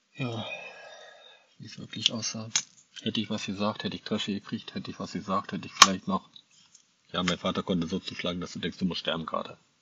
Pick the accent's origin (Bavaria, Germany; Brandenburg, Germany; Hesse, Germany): Brandenburg, Germany; Angermünde; moved away; Bekannte aus Angermünde auch, aus meiner alten Heimat